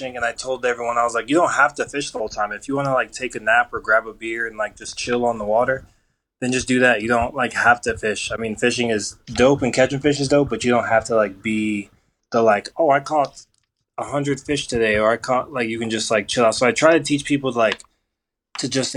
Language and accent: English; Colorado, United States; I was born and raised in Colorado.